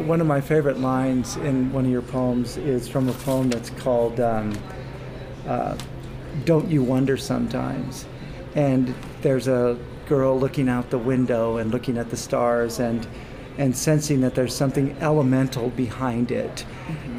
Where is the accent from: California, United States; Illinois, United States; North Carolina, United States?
California, United States; Fresno; I'm from Fresno